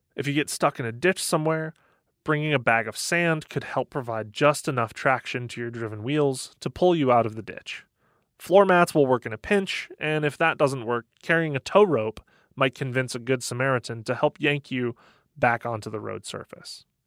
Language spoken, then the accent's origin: English; Michigan, United States; I grew up in Michigan